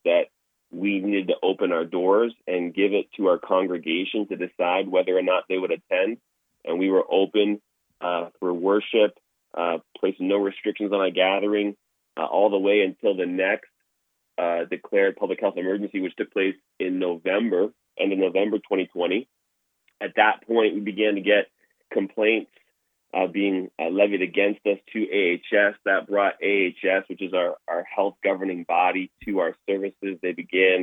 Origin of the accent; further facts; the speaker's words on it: Toronto, Ontario, Canada; now in Alberta, Canada; I grew up in Toronto, Ontario, and grew up in a non-Christian household